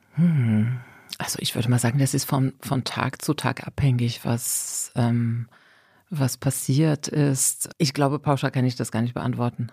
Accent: Morocco; now in Germany; ich komme aus Marokko

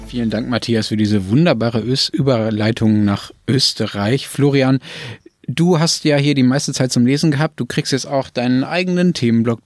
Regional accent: Germany

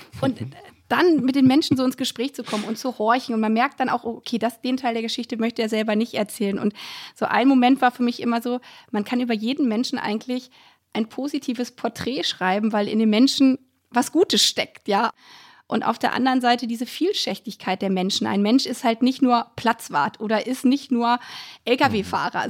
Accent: a village in Lower Saxony, Germany; now in Brandenburg, Germany; da, wo ich herkomme, aus, vom niedersächsischen Dorf

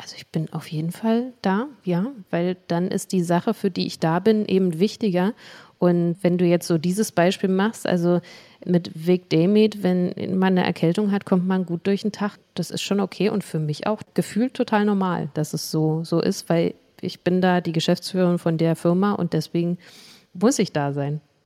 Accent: Berlin, Germany; in meiner Heimat in Berlin und in Marzahn

